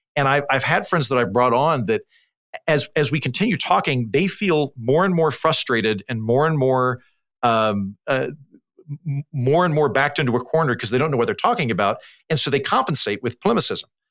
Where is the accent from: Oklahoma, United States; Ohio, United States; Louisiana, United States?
Oklahoma, United States; moved away; also born or lived in Oxford; when I was a kid growing up in Oklahoma, a very conservative part of the country